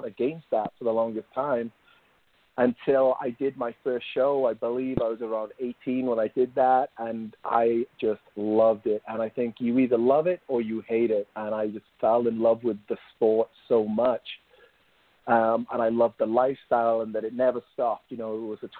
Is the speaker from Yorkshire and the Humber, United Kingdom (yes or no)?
no; Wales, United Kingdom; moved away as an adult; now in United States; I grew up in Wales in the United Kingdom.